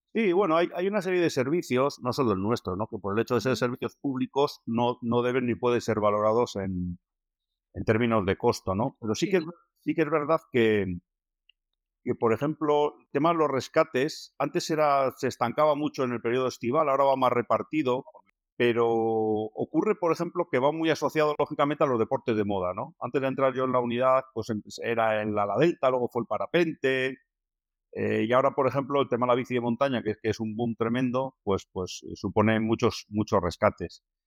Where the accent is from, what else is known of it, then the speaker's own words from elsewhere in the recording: Basque Country, Spain; como buenos vascos